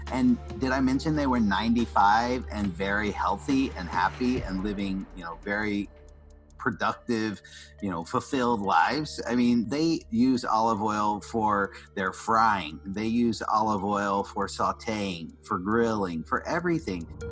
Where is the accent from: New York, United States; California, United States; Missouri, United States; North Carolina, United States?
North Carolina, United States; Asheville; I, am a Southern boy. I grew up in Asheville, North Carolina